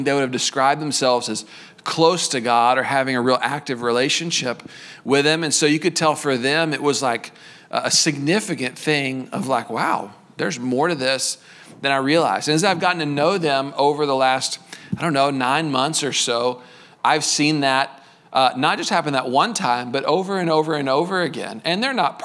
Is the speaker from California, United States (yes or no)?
no; Texas, United States; We're from Texas